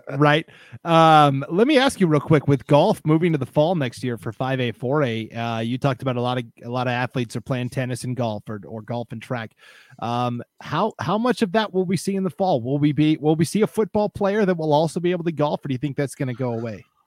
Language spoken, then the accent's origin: English; Montana, United States; now in Idaho, United States; where I grew up in Montana